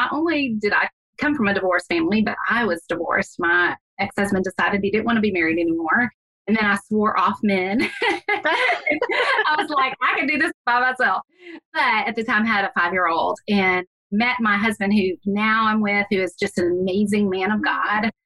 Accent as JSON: {"language": "English", "town": "Houston", "region": "Texas", "country": "United States", "tie": "born or raised there", "said": "I grew up in Houston"}